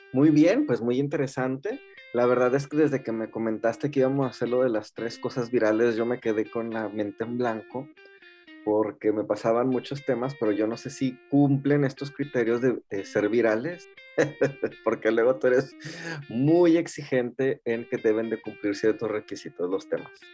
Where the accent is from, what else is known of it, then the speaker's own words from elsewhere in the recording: Mexico; now in Japan; Somos mexicanos viviendo en Inglaterra